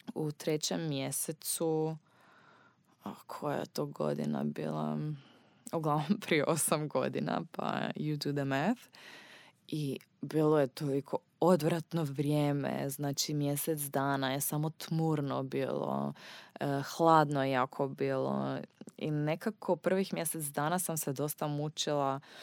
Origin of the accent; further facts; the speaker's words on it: Austria; Croatian is a second language; moved away as an adult; also born or lived in Graz, Austria; now in Zagreb, Croatia; rođena sam u Austriji. Moja mama je Austrijanka i moj tata je Austrijanac i baka i deda, oni su svi Austrijanci. Dakle, ja sam baš Austrijanka, nisam Hrvatica rođena negdje u inozemstvu.